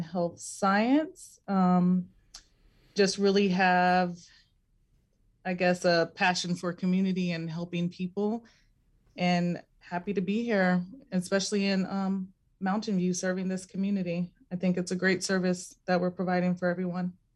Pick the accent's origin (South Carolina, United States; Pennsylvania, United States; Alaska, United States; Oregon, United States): Alaska, United States; Anchorage; I grew up in East Anchorage